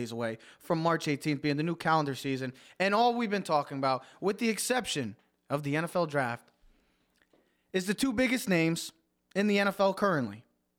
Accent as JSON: {"language": "English", "region": "East Coast", "country": "United States", "said": "we are from the East Coast"}